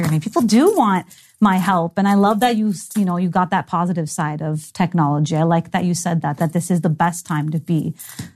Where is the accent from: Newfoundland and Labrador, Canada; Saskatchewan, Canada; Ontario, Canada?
Ontario, Canada; Toronto; I was born in Toronto, raised in Toronto